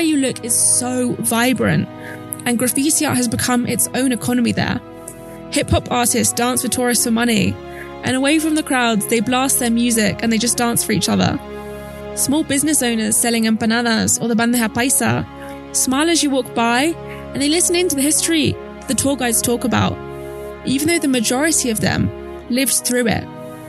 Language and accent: English; London, United Kingdom; I'm from London. We barely make eye contact with people.